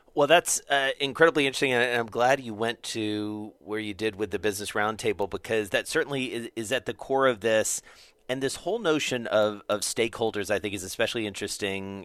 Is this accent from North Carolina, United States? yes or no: no; Atlanta, Georgia, United States; I'm from Atlanta